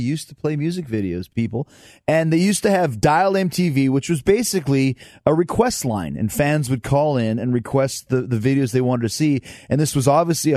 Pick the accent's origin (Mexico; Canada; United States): Canada; Winnipeg, Manitoba; I grew up in Winnipeg